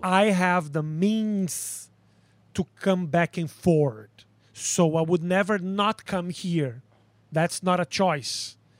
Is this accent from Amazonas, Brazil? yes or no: no; Porto Alegre, Rio Grande do Sul, Brazil; accent: Brazilian; English is a second language; moved away as an adult; now in United States; I was born in Porto Alegre, a little city in the south of a country that is in the south of South America.